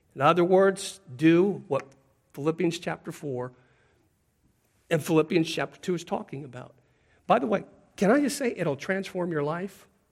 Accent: Pacific Northwest, United States; moved away; where I grew up in the Pacific Northwest

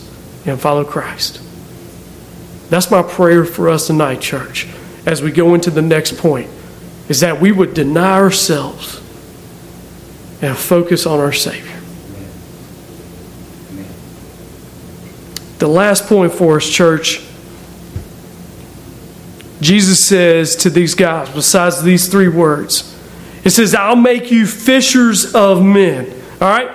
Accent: Aberdeen, North Carolina, United States; I'm just someone from Aberdeen, North Carolina.

